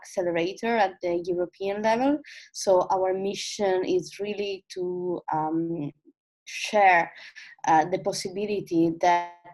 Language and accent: English; Italy; from Italy